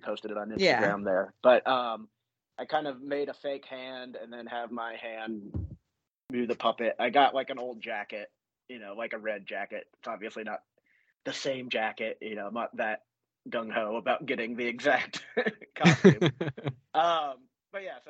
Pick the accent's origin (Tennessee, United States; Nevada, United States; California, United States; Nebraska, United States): Tennessee, United States; just south of Nashville; my hometown, the town I grew up in, just south of Nashville